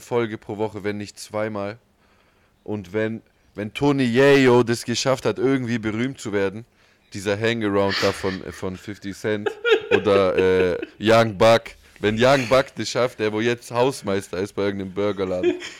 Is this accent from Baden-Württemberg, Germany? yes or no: yes; Ulm, Baden-Württemberg, Germany; Wir sind aus Ulm